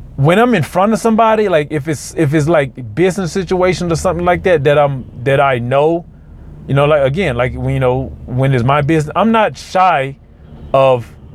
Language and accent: English; Mississippi, United States; moved away; I'm from Mississippi